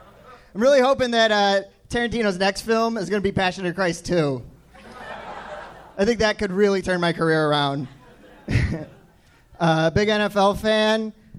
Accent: Tinley Park, Illinois, United States; No, I'm originally from Tinley Park, Illinois, suburb just outside of Chicago.

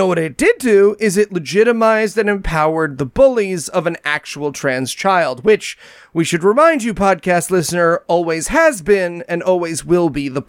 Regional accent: United States; as an American

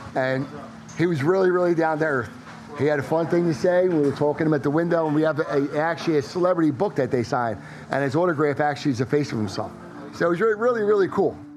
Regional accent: Philadelphia, Pennsylvania, United States; accent: South Philly; my South Philly accent's really, really harsh

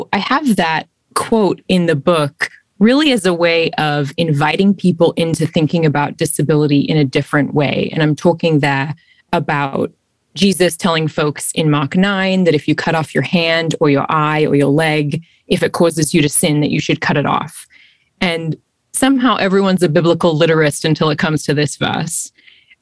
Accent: Australia; moved away; also born or lived in London; I'm originally from Australia. And I've also lived in London

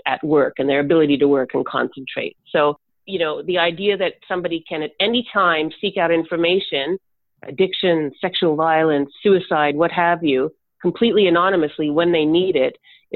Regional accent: Canada; me as a Canadian

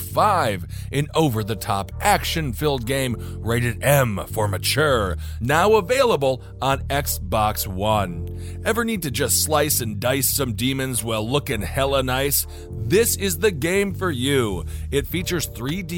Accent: Wisconsin, United States; I come from my home state is Wisconsin

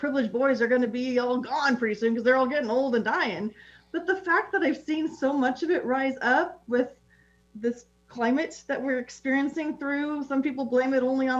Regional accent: West Coast, United States; I was raised on the West Coast

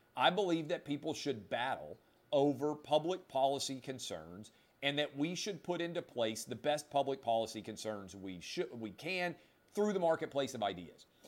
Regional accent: Nashville, Tennessee, United States; I grew up in Nashville

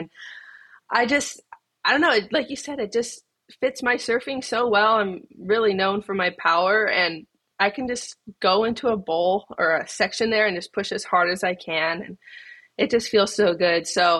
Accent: Kauai, Hawaii, United States; growing up on Kauai with my family, it was a dream.

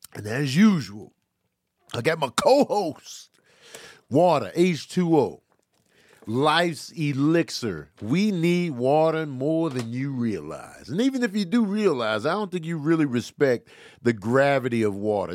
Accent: Chicago, Illinois, United States; I grew up in Chicago.

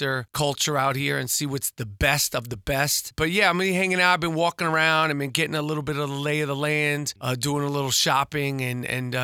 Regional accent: New York, United States; moved away; also born or lived in Los Angeles; growing up in New York

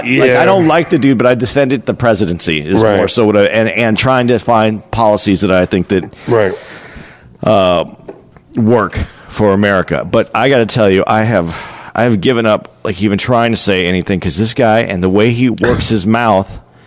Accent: Phoenix, Arizona, United States; moved away; Next week, we're going to be in Phoenix. Right. My hometown.

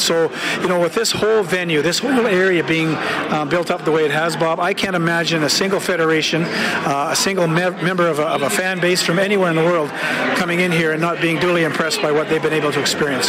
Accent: Canada

